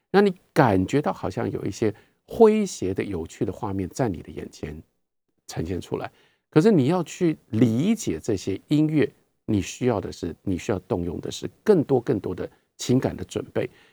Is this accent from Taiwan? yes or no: yes; Taiwan; 我们是台湾人